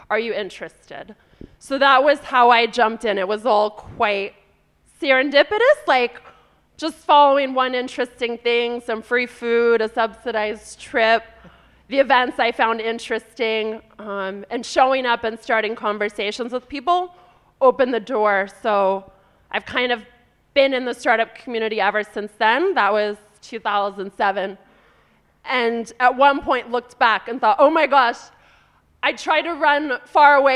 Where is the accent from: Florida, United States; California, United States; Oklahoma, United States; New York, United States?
California, United States; So I'm from California originally, and I grew up in a family where my dad um, worked in a software company